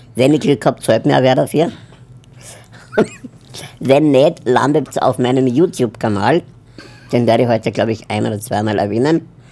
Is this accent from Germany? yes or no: no; Upper Austria, Austria; now in Vienna, Austria; ich komme aus Wien. Also ursprünglich eigentlich aus Oberösterreich, aber lebe jetzt in Wien